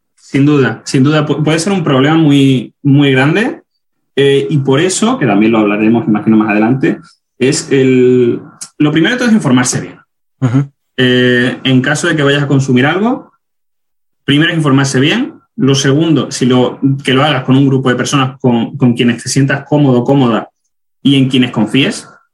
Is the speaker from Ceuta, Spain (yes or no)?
yes; Ceuta, Spain; moved away as an adult; also born or lived in Granada / Germany; now in United States; soy de Ceuta